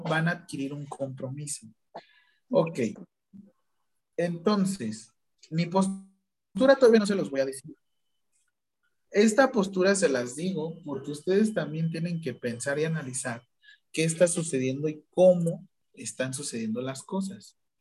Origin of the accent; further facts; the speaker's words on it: Mexico; nosotros como mexicanos